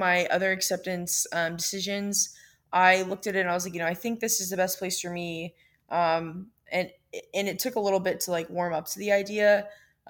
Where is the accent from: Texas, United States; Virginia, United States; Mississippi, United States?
Virginia, United States; Virginia Beach; growing up in Virginia Beach